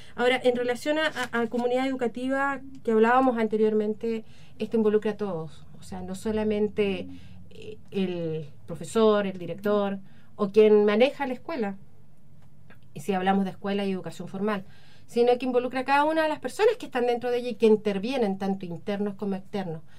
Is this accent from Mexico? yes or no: no; Chile; los ciudadanos que estamos acá y que somos chilenos